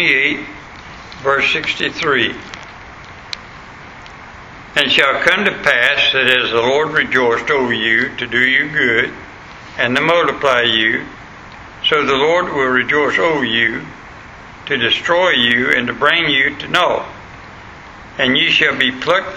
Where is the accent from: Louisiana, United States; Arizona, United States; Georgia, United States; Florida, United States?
Florida, United States; West; moved away; where I was born in West Florida